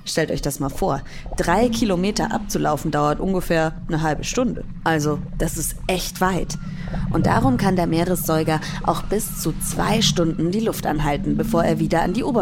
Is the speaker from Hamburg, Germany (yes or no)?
yes; Hamburg, Germany; ich komme aus Hamburg und ich fahre meistens an die Nordsee nach Dänemark wo die Wellen so schön hoch sind.